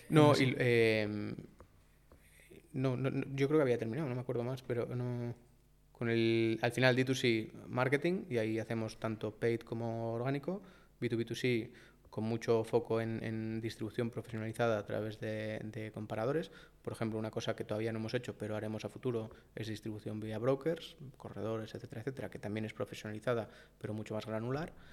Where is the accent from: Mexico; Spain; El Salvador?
Spain; Valladolid, Castile and León; moved away; also born or lived in Madrid; yo soy de Valladolid